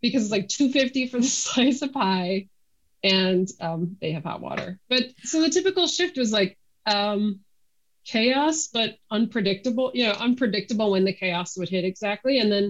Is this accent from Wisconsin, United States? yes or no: yes; Wisconsin, United States; when I was growing up in Wisconsin, they were in just about every suburb.